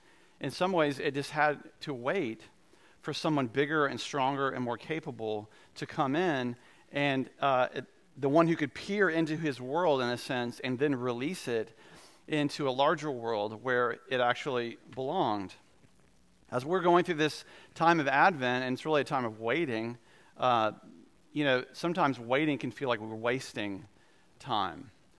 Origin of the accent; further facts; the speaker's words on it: Goldsboro, North Carolina, United States; I grew up in Goldsboro for a couple of years, and they have these creatures in Goldsboro called flying squirrels, and in eastern North Carolina